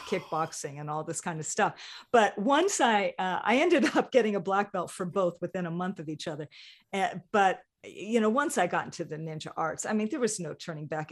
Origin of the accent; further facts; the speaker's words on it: Hawaii, United States; moved away; growing up in Hawaii